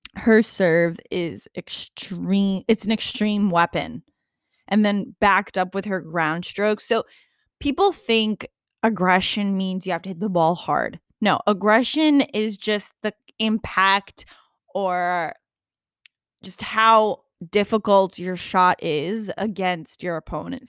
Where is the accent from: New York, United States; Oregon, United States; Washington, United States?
New York, United States; I'm a New Yorker, nothing less